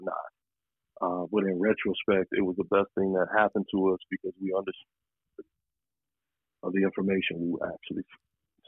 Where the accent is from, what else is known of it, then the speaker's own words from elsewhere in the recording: San Diego, California, United States; moved away; also born or lived in Los Angeles; blessed to have grown up, you know, in Southern California when I did, and specifically in San Diego.